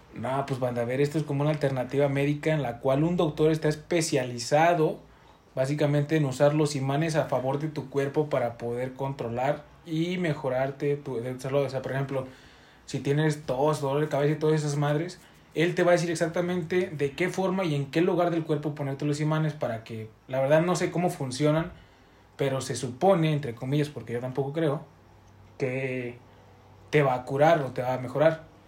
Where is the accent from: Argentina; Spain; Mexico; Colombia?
Mexico; en México estamos cambiando una identidad